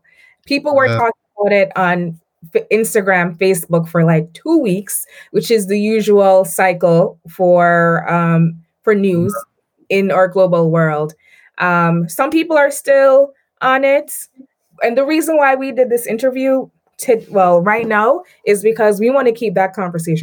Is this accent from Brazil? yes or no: no; Jamaica; I'm Jamaican